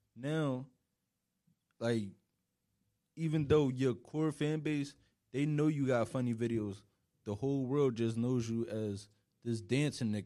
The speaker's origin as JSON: {"language": "English", "town": "Philadelphia", "region": "Pennsylvania", "country": "United States", "tie": "born or raised there", "moved": "as an adult", "lives_now": "New York, United States", "said": "I literally just been West Philly my whole life"}